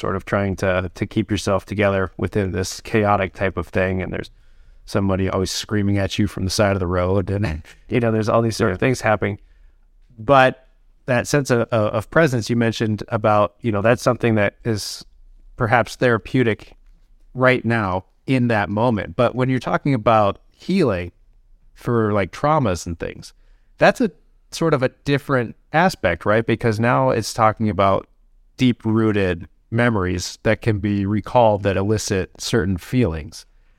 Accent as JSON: {"language": "English", "region": "Wisconsin", "country": "United States", "moved": "yes", "lives_now": "Seattle, United States", "said": "one of the biggest things I noticed moving to Seattle, because I came from Wisconsin, and coming from that Midwest sort of a little bit slower pace of life"}